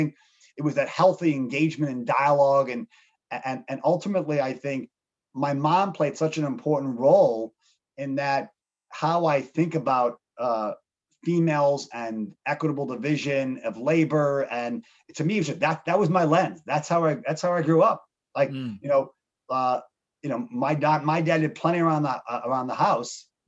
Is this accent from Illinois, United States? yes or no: yes; Chicago, Illinois, United States; also born or lived in Montreal, Canada; I grew up in Chicago, outside the city.